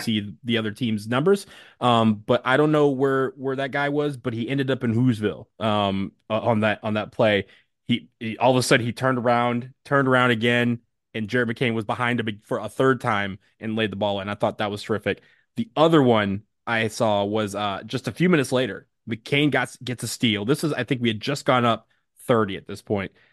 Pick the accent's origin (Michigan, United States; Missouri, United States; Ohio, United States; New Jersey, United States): Michigan, United States; 248 is where I grew up